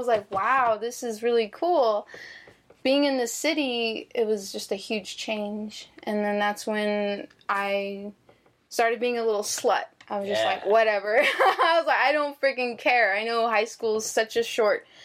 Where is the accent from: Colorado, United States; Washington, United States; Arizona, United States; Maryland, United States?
Arizona, United States; Phoenix; moved away as an adult; now in Las Vegas, United States; growing up in Phoenix